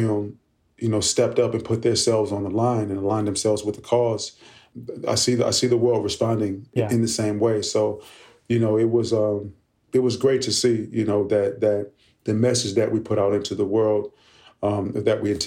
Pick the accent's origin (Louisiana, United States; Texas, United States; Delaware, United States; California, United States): California, United States; Oakland; I grew up in Oakland, California